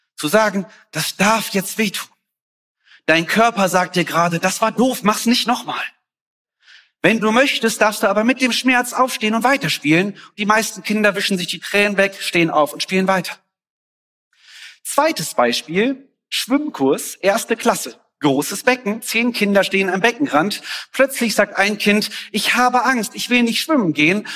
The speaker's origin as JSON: {"language": "German", "country": "Germany", "also_born_or_lived": "Mexico", "said": "ich als Deutscher"}